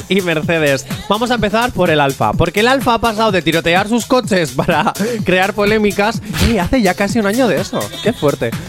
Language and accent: Spanish; Spain; nosotros somos verdaderos españoles